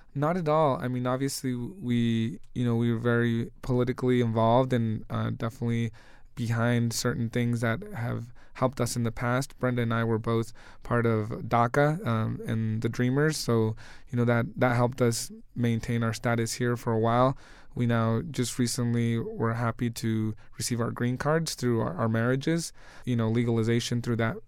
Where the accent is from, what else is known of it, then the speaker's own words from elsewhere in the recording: Denver, Colorado, United States; we grew up basically here in Denver